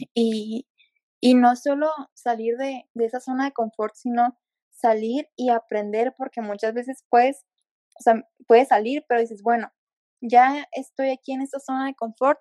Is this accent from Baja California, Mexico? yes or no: yes; Ensenada, Baja California, Mexico; moved away as an adult; now in Querétaro, Mexico; yo soy de Ensenada, al igual que, Belén, solo que me vine a estudiar la universidad al estado de Querétaro